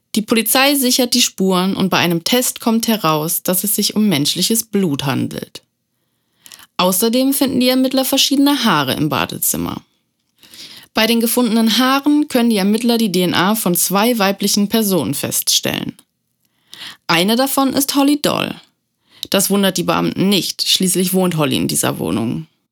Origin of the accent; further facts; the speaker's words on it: Germany; bei uns in Deutschland